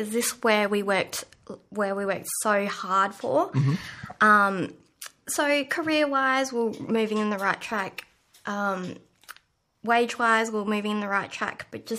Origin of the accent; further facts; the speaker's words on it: Panawanika, Western Australia, Australia; I retreated back to my hometown in Panawanika